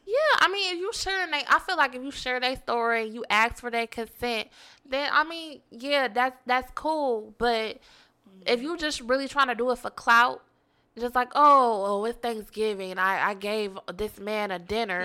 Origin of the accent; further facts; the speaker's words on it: Detroit, Michigan, United States; I'm from East Seven Mile.